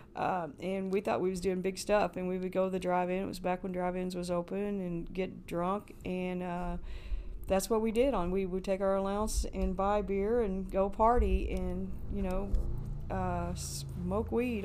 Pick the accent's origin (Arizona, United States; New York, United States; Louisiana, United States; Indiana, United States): Indiana, United States; Paoli; moved away as an adult; Paoli, Indiana. Uh, I lived there all my life, born there, and went to school there